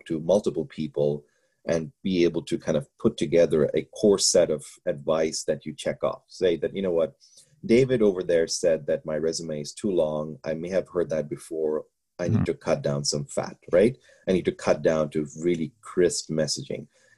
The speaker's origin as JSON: {"language": "English", "country": "Bangladesh", "moved": "yes", "said": "I'm from Bangladesh"}